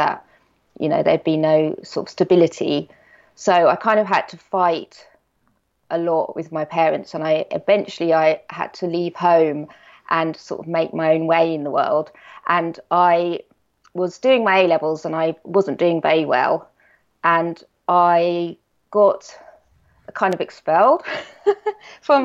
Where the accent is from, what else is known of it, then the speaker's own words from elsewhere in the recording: Norfolk, East of England, United Kingdom; I grew up in Norfolk. So I'm in a very small village.